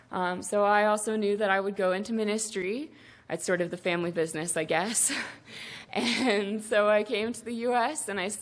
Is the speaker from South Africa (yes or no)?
yes; South Africa; I grew up very differently than Alex. I was born and raised in South Africa, and my parents and my grandparents are church-planting missionaries.